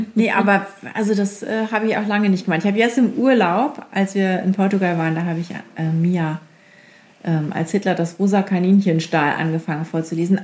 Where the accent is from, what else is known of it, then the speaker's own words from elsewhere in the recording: Lower Saxony, Germany; Ich bin ja aus Friesen